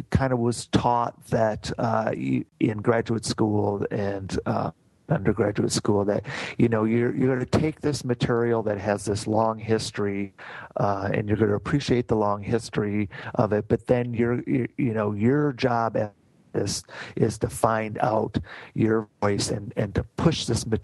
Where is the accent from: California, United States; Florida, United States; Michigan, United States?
Michigan, United States; Grand Rapids; also born or lived in Kaleva, Michigan; I was born and raised in Grand Rapids, Michigan